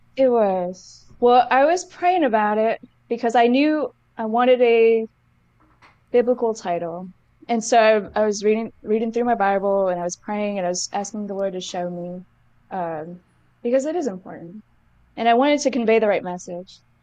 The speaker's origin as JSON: {"language": "English", "town": "Somerset", "region": "Massachusetts", "country": "United States", "tie": "born or raised there", "said": "where I grew up in Massachusetts"}